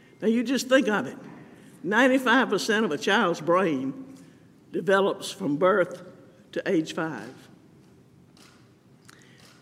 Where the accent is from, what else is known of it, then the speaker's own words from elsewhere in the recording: Camden, Alabama, United States; Growing up in Camden, my first grade teacher was Mrs. Elise Hickey